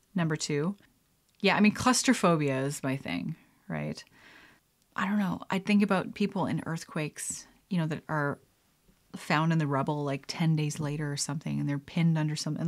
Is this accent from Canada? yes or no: yes; Canada; being a Canadian